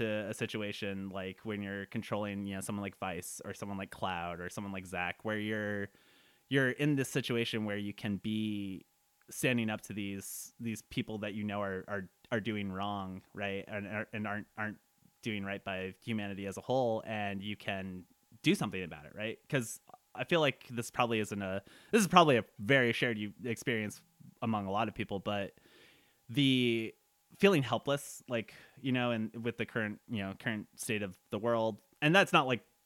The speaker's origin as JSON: {"language": "English", "country": "United States", "tie": "born or raised there", "said": "I am Arab American and I was growing up in post 9/11 America."}